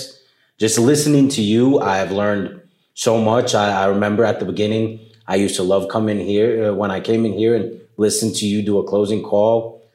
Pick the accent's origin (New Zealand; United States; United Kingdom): United States; New York City, New York; moved away as an adult; now in Colombia; they brought me up to New York City. I grew up in New York City